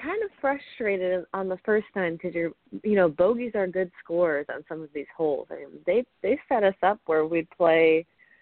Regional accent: Ohio, United States; growing up in Ohio

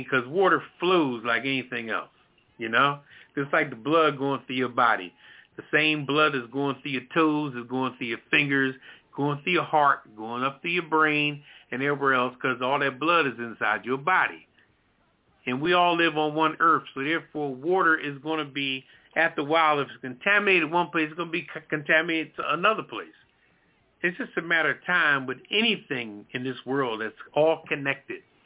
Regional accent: Philadelphia, Pennsylvania, United States; moved away; Philadelphia, where I'm from, my hometown

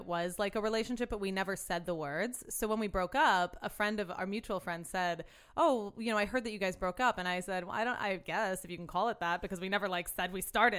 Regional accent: the South, United States; moved away; I'm from the South

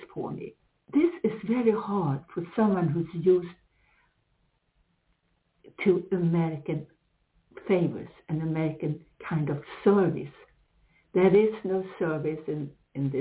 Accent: Sweden; English is a second language; moved away as an adult; also born or lived in United States; I come from here, I'm Swedish originally

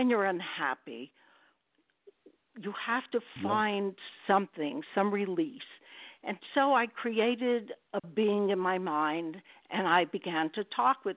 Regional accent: New York City, New York, United States; I was born and raised in Brooklyn

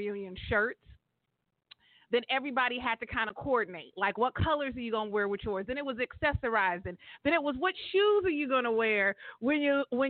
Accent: California, United States; everybody in my hometown in the 209. You know, Mickey Groves Park

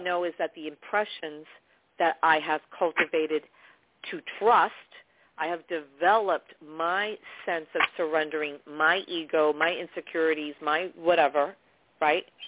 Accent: New York, United States; I'm from New York

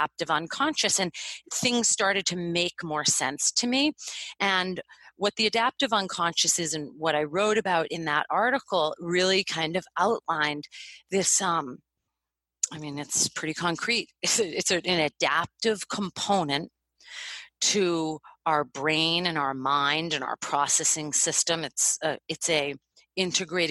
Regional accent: United States; I was born in America

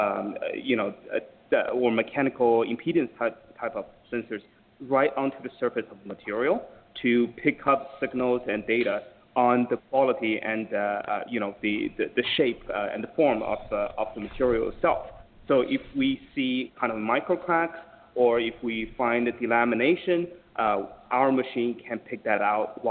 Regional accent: Jinan, Shandong, China; now in United States; my hometown in Jinan

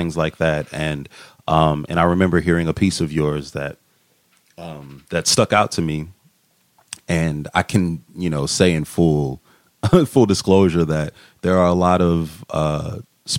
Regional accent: Massillon, Ohio, United States; moved away; Where I'm from a very small town called Massillon, Ohio, which is Canton, Akron area

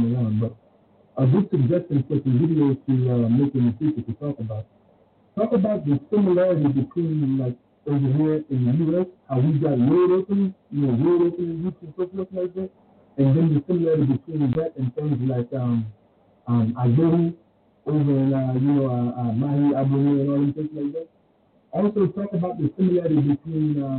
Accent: Maryland, United States; I'm from Maryland

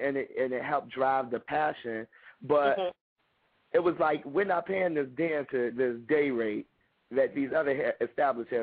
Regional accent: Chicago, Illinois, United States; I'm from Chicago, born and raised, the West Side

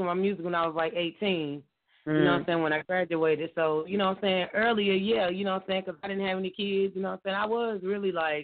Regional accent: United States; also born or lived in Baltimore, Maryland; They know I'm from the West Side, West Boulevard. That's where I was raised at.

